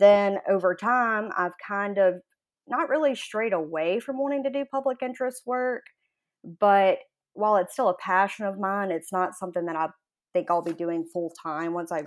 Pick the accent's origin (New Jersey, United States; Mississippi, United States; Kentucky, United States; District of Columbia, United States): Mississippi, United States; Jackson; I grew up in Jackson, Mississippi, sort of in like the Jack- Jackson metropolitan area, really.